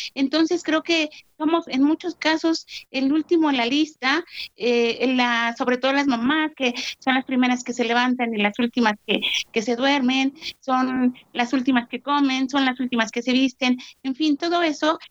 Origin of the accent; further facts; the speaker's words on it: Mexico; soy de México